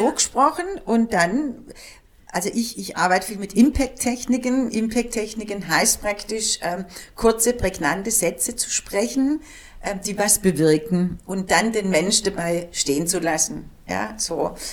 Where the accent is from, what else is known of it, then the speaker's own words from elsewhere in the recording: Germany; born there; die sind hierher gezogen und ich bin in Deutschland geboren. Aber ich bin Türke.